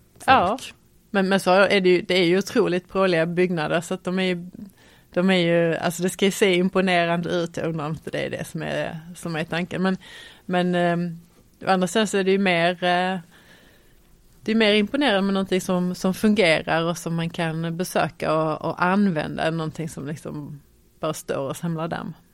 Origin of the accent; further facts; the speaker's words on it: Malmö, Skåne, Sweden; Jag är född och eh, uppvuxen i Malmö